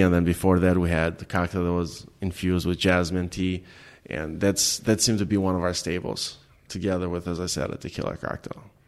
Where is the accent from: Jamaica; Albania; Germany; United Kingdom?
Albania; English is a second language; moved away as an adult; now in Detroit, United States; growing up in Albania